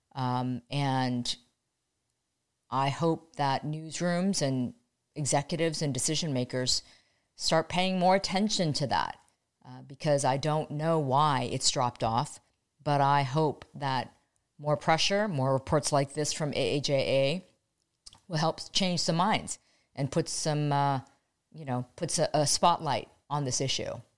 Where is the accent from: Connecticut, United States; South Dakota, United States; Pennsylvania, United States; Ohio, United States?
Ohio, United States; when I was growing up in Ohio.